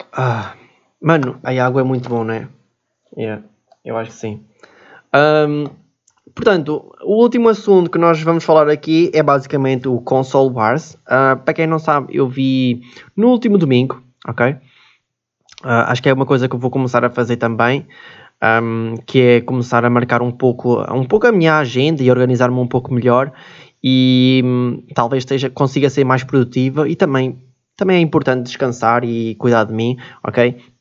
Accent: Switzerland; now in Portugal; nasci na Suíça, né? E pronto, nasci na Suíça

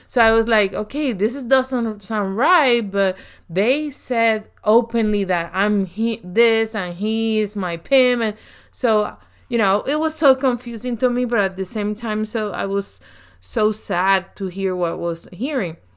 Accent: Puerto Rico; accent: very strong accent; English is a second language; I grew up in Puerto Rico

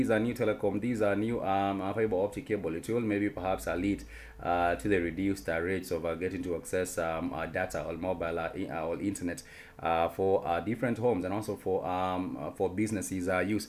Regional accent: Kenya; we as the Kenyan people

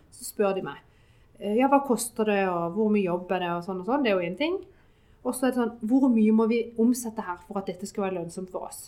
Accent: Sørlandet, Southern Norway, Norway; Vi er jo fra Sørlandet

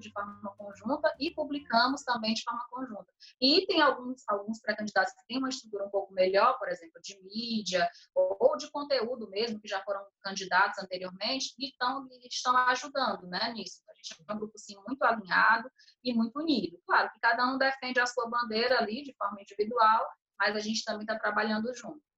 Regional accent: Fortaleza, Ceará, Brazil; Até o posto aqui da Floresta, eu lembro quando eu era criança, a gente chegava de madrugada lá

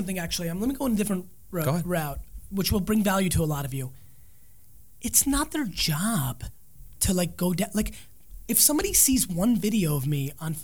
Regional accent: New Jersey, United States; I'm from Jersey

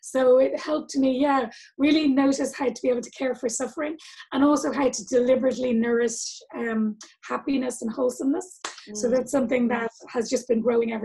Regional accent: Dublin, Leinster, Ireland; I grew up in Ireland, in Dublin.

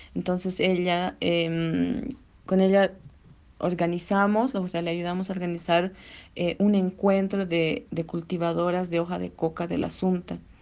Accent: Bolivia; nuestra identidad como latinoamericanos o como bolivianos

